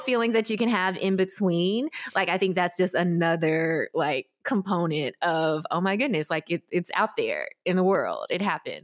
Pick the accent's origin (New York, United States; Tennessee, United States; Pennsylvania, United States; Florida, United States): Tennessee, United States; Memphis; I grew up in Memphis, Tennessee, without connection to any adoptee community.